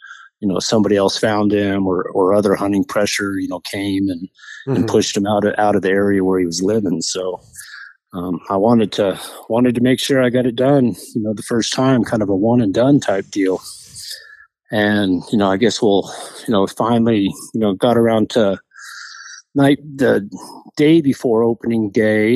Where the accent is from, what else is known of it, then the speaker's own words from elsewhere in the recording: New Mexico, United States; moved away as an adult; now in Colorado, United States; I grew up in New Mexico